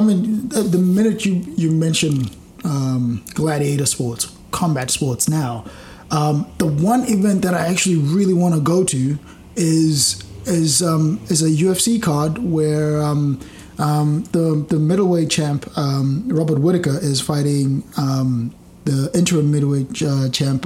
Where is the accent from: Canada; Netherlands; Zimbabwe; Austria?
Zimbabwe; now in Australia; growing up in Zimbabwe